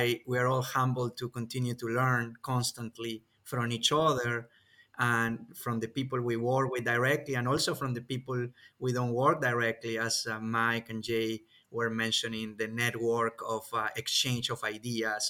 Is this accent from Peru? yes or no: yes; Peru; now in Kentucky, United States; my home country, Peru